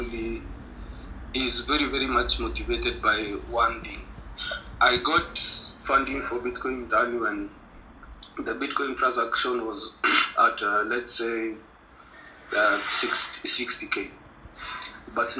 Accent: Kenya; I live in Kenya, born and bred in Kenya.

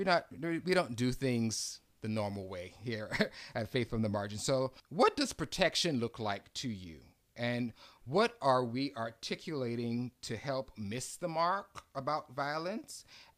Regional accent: Florida, United States; also born or lived in Bahamas; now in Houston, United States; Like you, I've been in Houston only 8 years. I came from Florida and the Bahamas, and I've been here making it home and been at St. Stephen's for about 3 years.

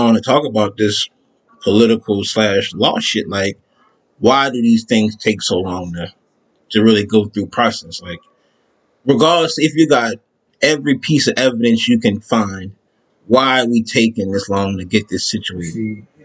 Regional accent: New Orleans, Louisiana, United States; I'm from New Orleans

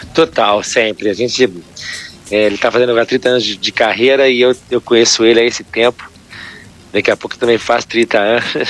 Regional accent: Rio de Janeiro, Brazil; a gente da Zona Sul

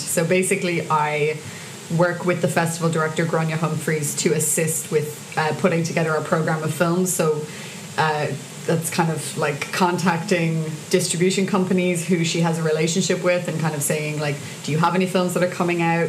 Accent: Cork, Munster, Ireland; moved away as an adult; now in Dublin, Ireland; I'm from Cork, so I had to move back to Cork

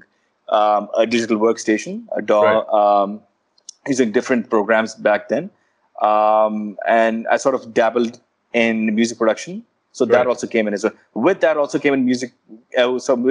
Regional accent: Peshawar, Khyber Pakhtunkhwa, Pakistan; growing up in Peshawar

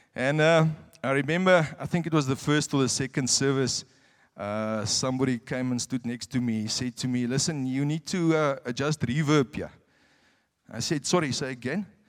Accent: South Africa; moved away as an adult; now in Windhoek, Namibia; I'm a South African

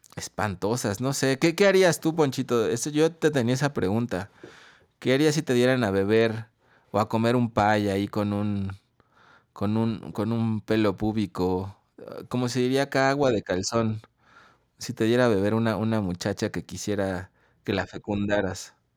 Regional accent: Mexico; aquí en México

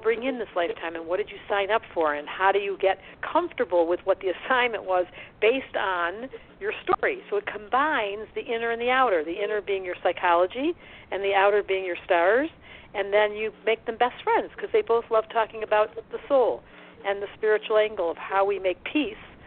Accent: Detroit, Michigan, United States; accent: Detroit; now in Boulder, United States; I live in Colorado, but my accent is definitely from Detroit.

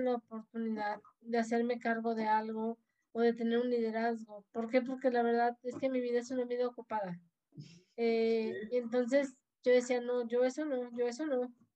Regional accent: Tampico, Tamaulipas, Mexico; moved away as an adult; now in Tuxpan, Mexico; Yo soy de Tampico, Tamaulipas, originaria.

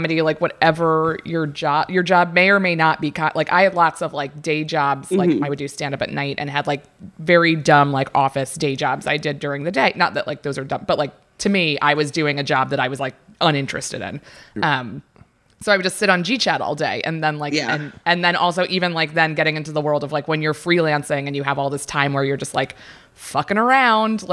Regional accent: Annapolis, Maryland, United States; moved away as an adult; also born or lived in New York; I'm from Annapolis, Maryland, originally, and I also moved to New York after college

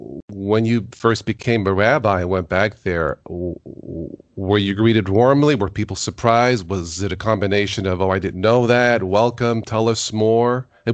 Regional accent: New York, United States; I was born in New York

